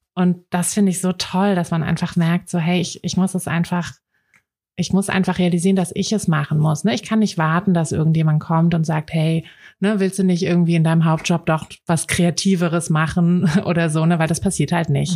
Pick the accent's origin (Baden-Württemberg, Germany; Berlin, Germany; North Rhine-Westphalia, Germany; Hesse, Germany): Berlin, Germany; ich bin ja auch in Berlin aufgewachsen